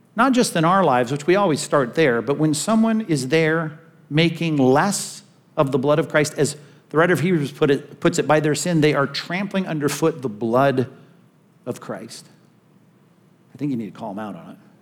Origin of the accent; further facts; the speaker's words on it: California, United States; since I'm from California